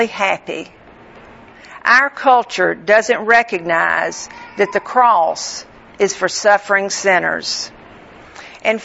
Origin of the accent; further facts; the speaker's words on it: Northwest Florida, United States; I grew up in Northwest Florida